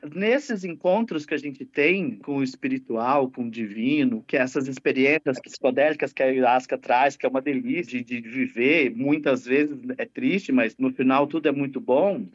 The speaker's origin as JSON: {"language": "Portuguese", "town": "Poços de Caldas", "region": "Minas Gerais", "country": "Brazil", "tie": "born or raised there", "moved": "yes", "said": "Eu sou natural de Poços de Caldas, que é sul de Minas"}